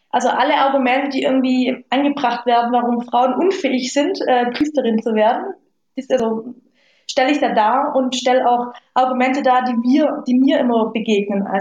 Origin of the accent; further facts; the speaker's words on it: Lake Constance, Germany; also ich bin aufgewachsen am Bodensee jetzt nicht so katholisch.